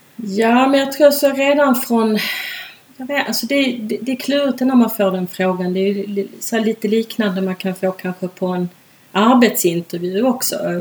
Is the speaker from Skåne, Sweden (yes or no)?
yes; Malmö, Skåne, Sweden; moved away as an adult; also born or lived in Ireland / Stockholm; jag är ju uppvuxen i Malmö